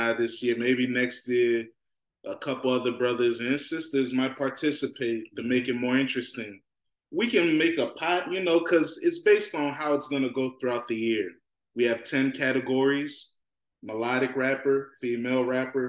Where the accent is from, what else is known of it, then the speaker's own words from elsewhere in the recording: Virginia, United States; I'm from Virginia.